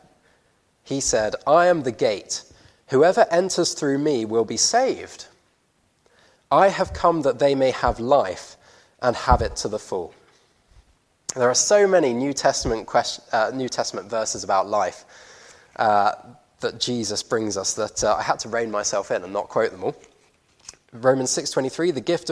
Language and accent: English; Guernsey; I grew up on Guernsey